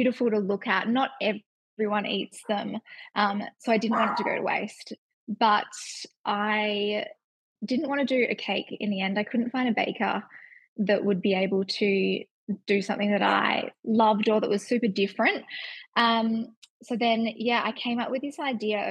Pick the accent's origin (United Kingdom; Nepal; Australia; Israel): Australia; Perth, Western Australia; I am 30 from Perth